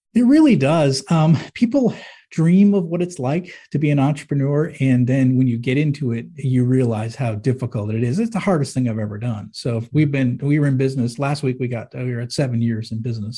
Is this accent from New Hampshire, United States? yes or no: yes; Manchester, New Hampshire, United States; moved away; I grew up in Manchester, New Hampshire, and it was like, it's like a blue-collar town